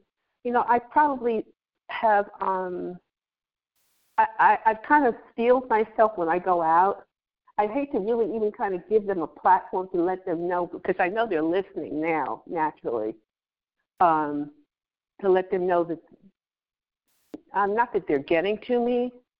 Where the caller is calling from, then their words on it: Pennsylvania, United States; I'm in Pennsylvania. I'm calling from Pennsylvania.